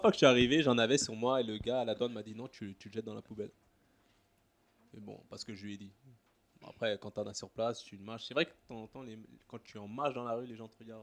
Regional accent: Paris region, Île-de-France, France; moved away as an adult; now in Singapore; J'ai grandi en région parisienne

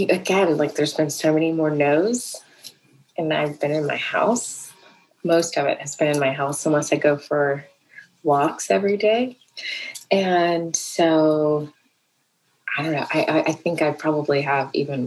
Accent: South Carolina, United States; also born or lived in Atlanta, Georgia; I grew up in South Carolina

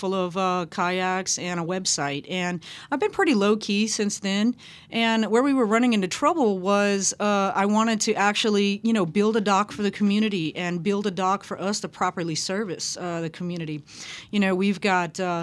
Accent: Lafayette, Louisiana, United States; now in New Orleans, United States; I'm Cajun Cherokee, born in Lafayette, lived all over the state, and I'm really drawn to the water, and I moved to New Orleans 2 months before Katrina.

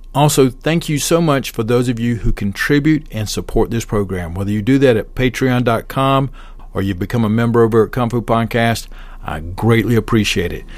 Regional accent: Southern, Southern United States, United States; accent: Southern; My accent is too Southern

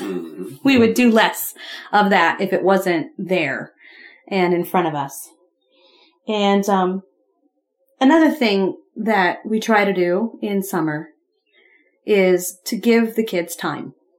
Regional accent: Ohio, United States; when I was growing up in Ohio

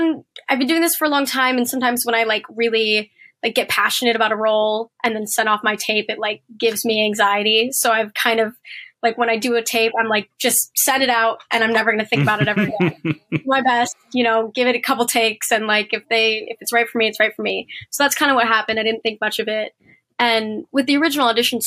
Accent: Portland, Oregon, United States; moved away; also born or lived in Los Angeles; I grew up in Portland, Oregon, and I was a competitive dancer

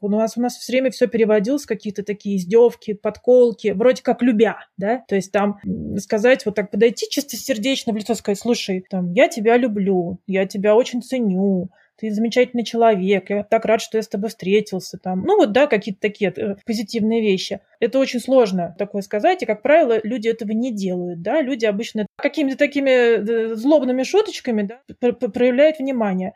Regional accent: Russia; moved away as an adult; now in Switzerland; когда я вообще уехала из России жить в другие страны

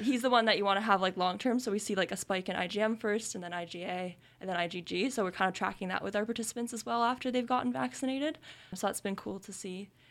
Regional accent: Kingston, Ontario, Canada; moved away; I'm from Kingston

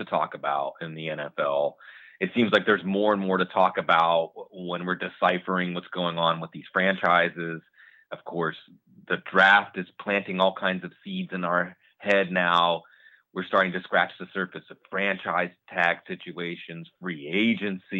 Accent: Western Pennsylvania, United States; I grew up in the Western Pennsylvania, coal mining country

